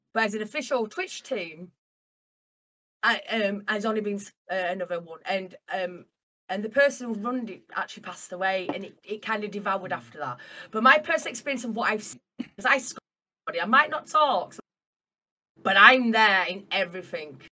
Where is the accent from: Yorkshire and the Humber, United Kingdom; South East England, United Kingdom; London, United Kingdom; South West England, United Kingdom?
Yorkshire and the Humber, United Kingdom; Castleford; I am from Castleford, uh, near Leeds in um, England